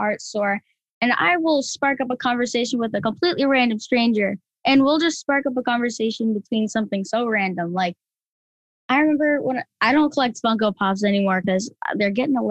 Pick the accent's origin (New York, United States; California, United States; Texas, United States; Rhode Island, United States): Rhode Island, United States; we're from Rhode Island